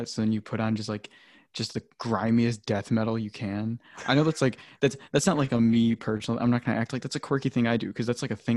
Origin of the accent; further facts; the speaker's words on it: Chicagoland area, Illinois, United States; We're all from the Chicagoland area